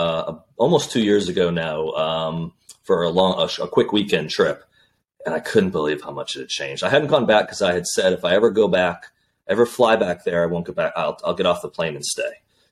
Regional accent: Connecticut, United States; now in Southern United States; growing up in Connecticut.

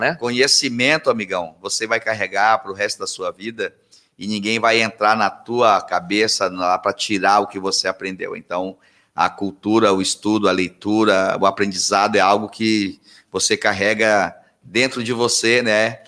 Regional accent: Anápolis, Center-West, Brazil; moved away; eu vim lá do Centro-Oeste

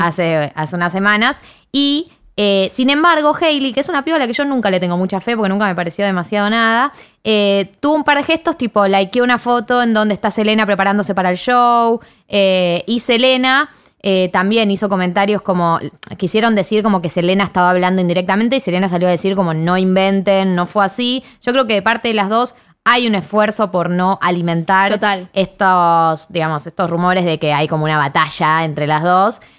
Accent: Argentina; soy argentina

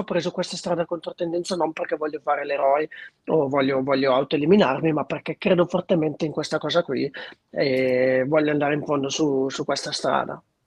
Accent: Treviglio, Lombardy, Italy; nella mia città natale che è Treviglio

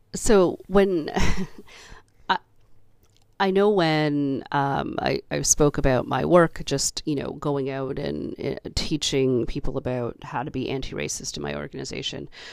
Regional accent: Canada; I was born in Canada. I, you know, went through the education system here

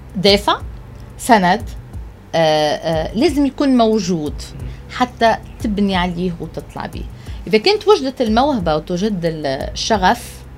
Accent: Tunisia; also born or lived in France; عندنا في تونس

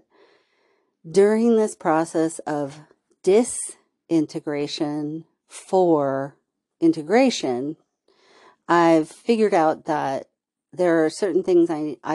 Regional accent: California, United States; accent: Valley Girl; I grew up in California

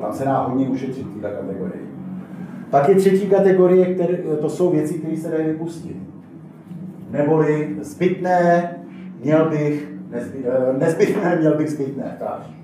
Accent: Teplice District, Ústí nad Labem Region, Czechia; já jsem z Teplicka, teplicko homutovsko

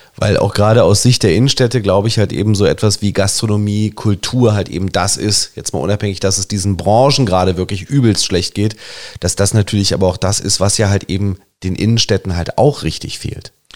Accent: Germany; also born or lived in Berlin; uns Deutschen

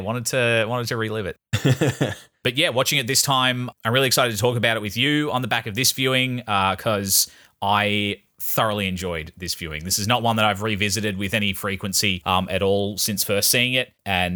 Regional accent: Australia; I'm an Australian.

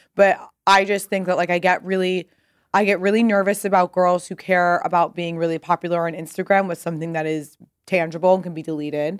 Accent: Pasadena, California, United States; moved away as an adult; also born or lived in New York; Pasadena, California.

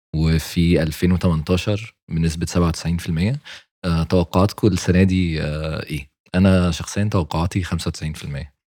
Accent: Egypt; إحنا كمصريين

